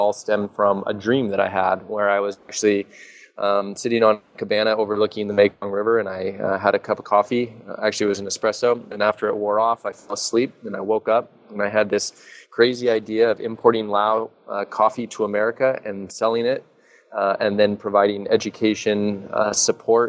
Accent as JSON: {"language": "English", "town": "Seattle", "region": "Washington", "country": "United States", "said": "I'm from Seattle"}